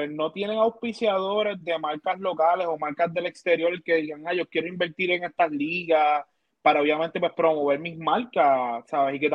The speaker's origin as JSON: {"language": "Spanish", "town": "Manatí", "country": "Puerto Rico", "said": "Yo soy de Manatí"}